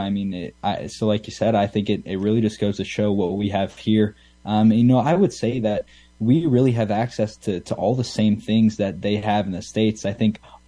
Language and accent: English; Canada; what we have here in Canada